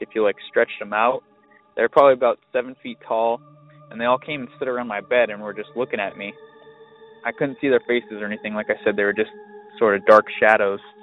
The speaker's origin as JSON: {"language": "English", "town": "Lakewood", "region": "California", "country": "United States", "tie": "born or raised there", "moved": "yes", "lives_now": "Arizona, United States", "said": "we all grew up in Lakewood, California"}